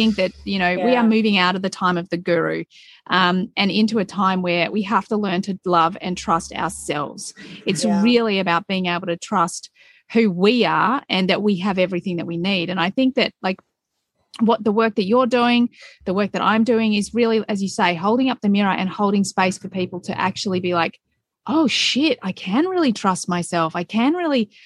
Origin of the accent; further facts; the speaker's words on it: Melbourne, Victoria, Australia; We've got a city here in Australia called Melbourne, and I grew up in Melbourne